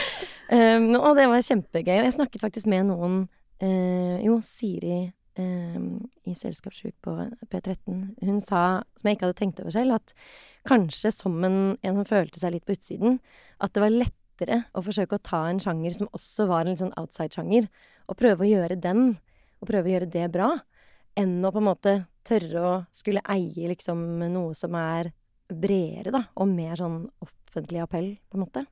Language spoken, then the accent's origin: Norwegian; Oslo, Norway; jeg vokste opp på Kampen, og så flyttet vi da jeg var ti.